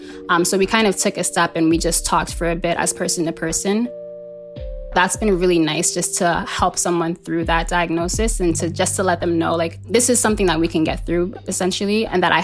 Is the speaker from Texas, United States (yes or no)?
no; New York City, New York, United States; I am from Harlem, so I'm born and raised in Harlem, born to Senegalese parents